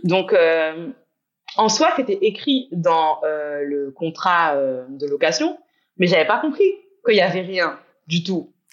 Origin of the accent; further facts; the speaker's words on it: Guadeloupe; moved away as an adult; also born or lived in England; J'ai grandi en Guadeloupe. J'y suis rentrée depuis un an et demi.